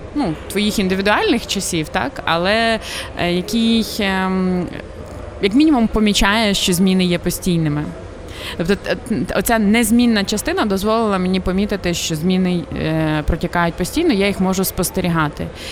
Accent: Ukraine; moved away as an adult; also born or lived in Montreal, Canada; коли я росла в Україні

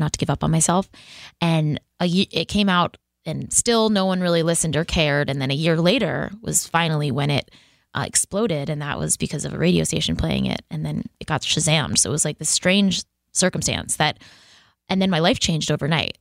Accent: Boston, Massachusetts, United States; I'm from Boston

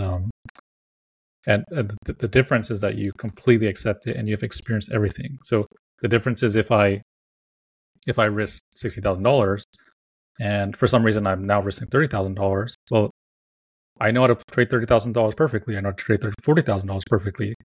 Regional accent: California, United States; I'm from California

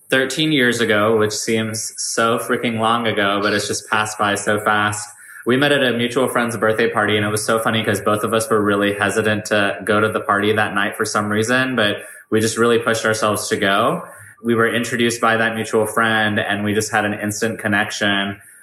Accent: Dallas, Texas, United States; I'm from Dallas, Texas, born and raised. I'm South Asian. My mom is from Mysore. My dad is from Malaysia, but his family's originally from Bangalore, but I am a first generation Indian.

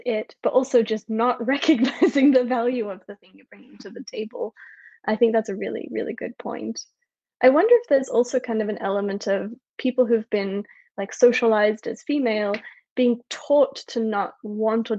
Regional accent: Australia; also born or lived in United States; now in France; I'm in France, I'm an Australian, I didn't culturally grow up American, I spent a long time there

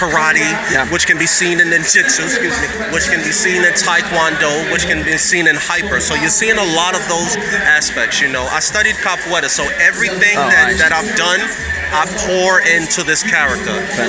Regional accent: New York City, New York, United States; also born or lived in Japan / Brazil; I'm this kid from Brooklyn who lived in Japan, who studied in capoeira in Brazil

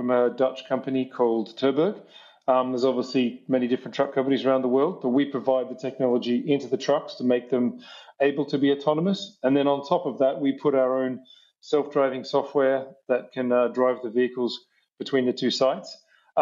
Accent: New South Wales, Australia; I grew up in the middle of New South Wales, out in the back blocks in the outback there

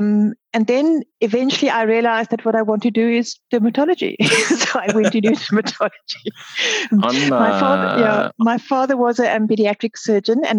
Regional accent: South Africa; also born or lived in Cape Town; I'm the girl from Africa, the southern tip of Africa. I live in Cape Town

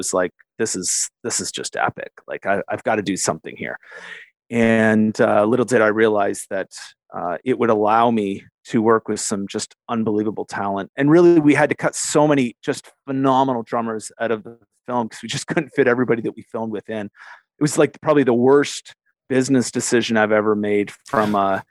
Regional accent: Canada; also born or lived in Western New York, United States; I'm a Canadian, but worked in the U.S.

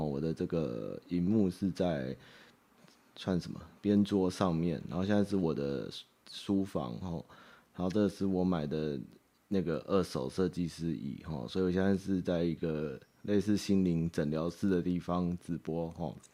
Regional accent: Taipei, Taiwan; 台北小孩哦， 比较有这个，怎么说，爬楼梯的心得。哦，我从小就是爬楼梯长大哦

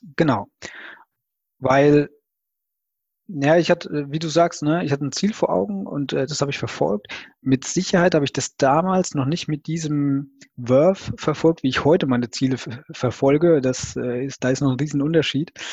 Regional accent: Rhineland-Palatinate, Germany; Also ich komme aus der Pfalz

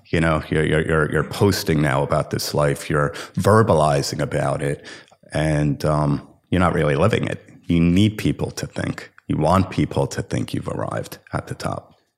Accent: Livingston, New Jersey, United States; I grew up in Livingston, New Jersey

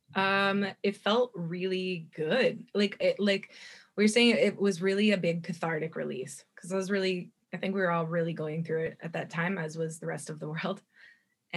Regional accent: Kelowna, British Columbia, Canada; now in Vancouver, Canada; I grew up in Kelowna, BC, which is in the Okanagan here.

